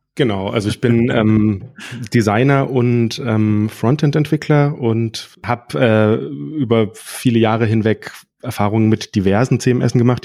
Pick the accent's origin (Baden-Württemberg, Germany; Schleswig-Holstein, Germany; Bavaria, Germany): Baden-Württemberg, Germany; Freiburg; komme aus Freiburg